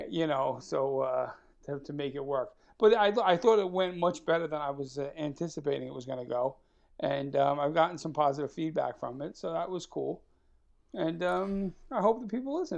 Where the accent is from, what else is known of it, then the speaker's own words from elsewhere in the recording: New York, United States; we're both from New York